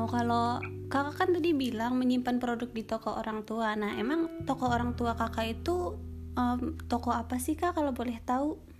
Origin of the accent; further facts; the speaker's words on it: Cirebon, West Java, Indonesia; Saya berasal dari Cirebon, kelahiran tahun